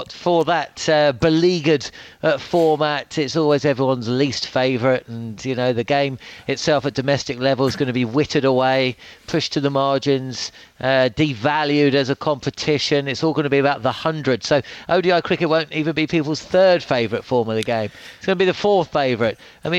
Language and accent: English; England, United Kingdom; being English